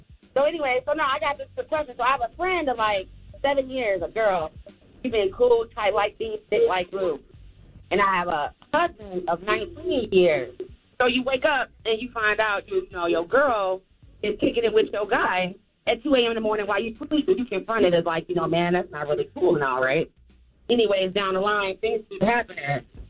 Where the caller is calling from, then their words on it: Chicago, Illinois, United States; I'm calling from Chicago, so I have this question for you all.